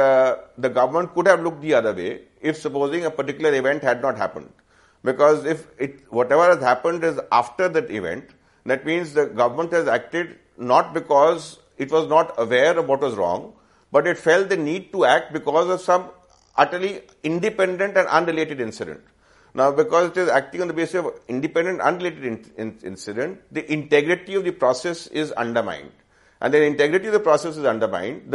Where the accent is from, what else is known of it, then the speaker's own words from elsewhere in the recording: India; as an Indian, as a right-thinking Indian